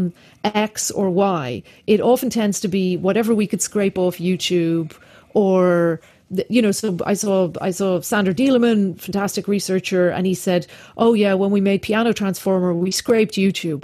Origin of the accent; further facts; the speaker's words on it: Ireland; I'm Irish.